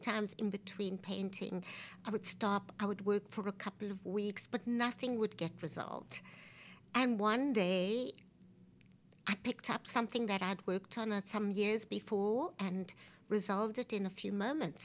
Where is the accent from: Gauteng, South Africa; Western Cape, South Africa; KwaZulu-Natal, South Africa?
Western Cape, South Africa; Cape Town; moved away as an adult; also born or lived in New York, United States; now in Philadelphia, United States; I grew up in South Africa, but I was born in New York so that I could get a passport